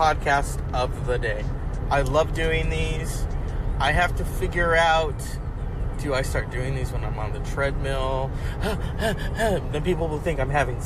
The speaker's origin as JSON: {"language": "English", "town": "Linden", "region": "California", "country": "United States", "said": "I'm from Linden, California, which is really the sticks. But I live in between. I went to school there."}